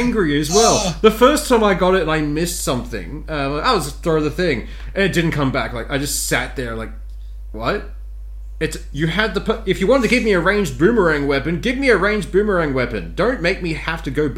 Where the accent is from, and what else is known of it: Australia